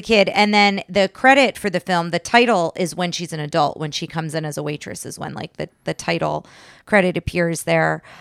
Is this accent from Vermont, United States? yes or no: no; New Jersey, United States; now in Texas, United States; I'm from New Jersey originally